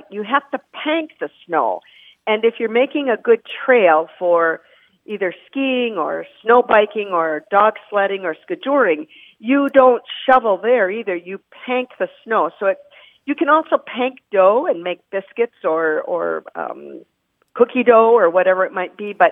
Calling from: Marquette, Michigan, United States; I'm calling you from Marquette, Michigan.

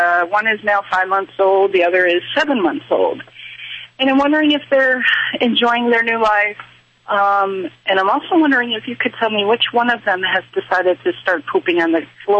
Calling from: New York, United States; I'm calling from upstate New York.

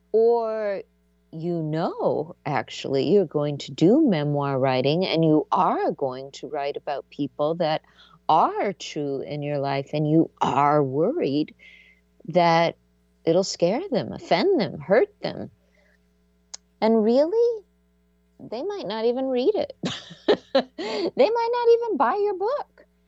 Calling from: Seattle, Washington, United States; she is coming to my hometown, Seattle, Washington. It's funny, I've lived in Seattle now long enough that I'm calling it my hometown, even though I wasn't born here, but this is my home

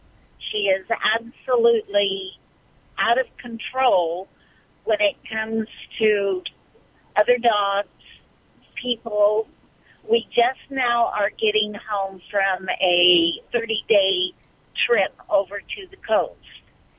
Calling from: Bakersfield, California, United States; Bakersfield, California.

